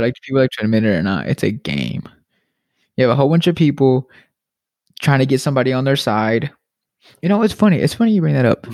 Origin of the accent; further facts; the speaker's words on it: United States; I'm an American